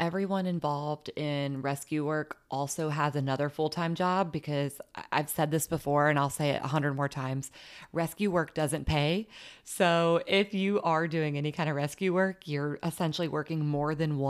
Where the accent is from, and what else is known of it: Huntington, West Virginia, United States